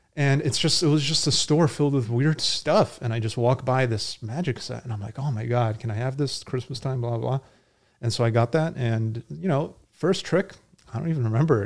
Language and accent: English; Connecticut, United States; I grew up in Connecticut